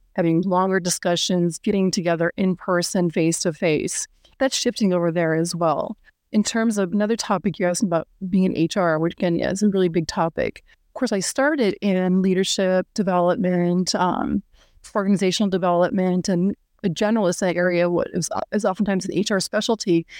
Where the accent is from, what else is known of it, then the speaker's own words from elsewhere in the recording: Minneapolis, Minnesota, United States; moved away as an adult; also born or lived in Germany / Europe; I'm based in Minneapolis, Minnesota. This is where I'm from.